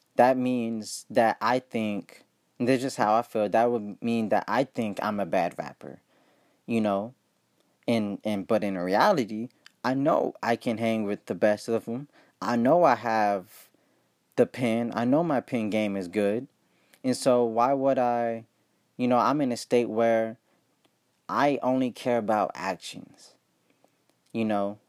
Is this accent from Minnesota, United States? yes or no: no; Ohio, United States; I'm from Ohio